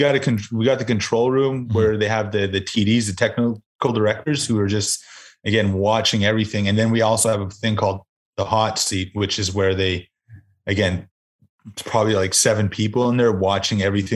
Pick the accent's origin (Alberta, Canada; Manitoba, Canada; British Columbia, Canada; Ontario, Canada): Ontario, Canada; Sagamok Anishnawbek First Nation; now in North Bay, Canada; I'm from Sagamuk Anishinaabek First Nations.